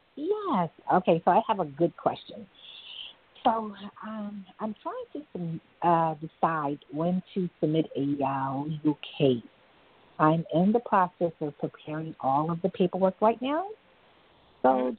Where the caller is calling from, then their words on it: New York, United States; I'm calling from New York